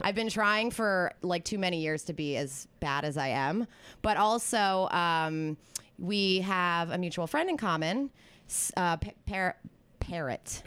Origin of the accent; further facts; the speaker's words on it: East Coast, United States; now in California, United States; growing up on the East Coast